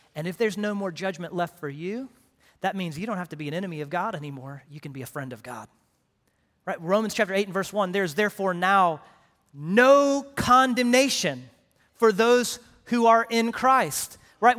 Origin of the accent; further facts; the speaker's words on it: Houston, Texas, United States; also born or lived in Paris, Texas / Direct, Texas; I grew up in Houston